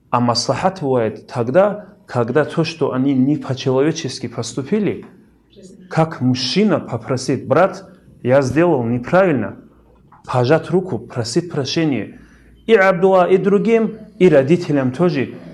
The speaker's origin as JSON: {"language": "Russian", "region": "Dagestan", "country": "Russia", "said": "как дагестанец, как горец"}